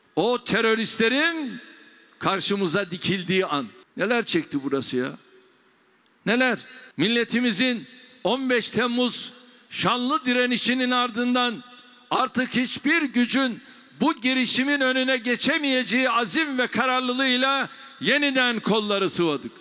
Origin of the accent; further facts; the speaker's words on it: Rize Province, Turkey; moved away; memleketim Rize'de